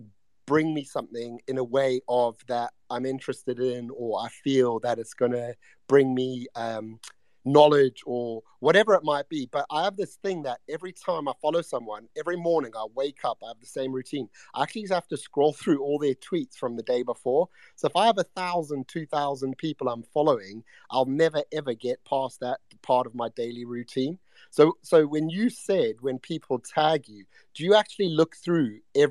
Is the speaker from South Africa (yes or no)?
yes; South Africa; accent: South African; now in United Kingdom; I was brought up in Africa. I'm originally from South Africa, so I've lived here a while. So I've adopted a British like twang, but my accent's actually South African.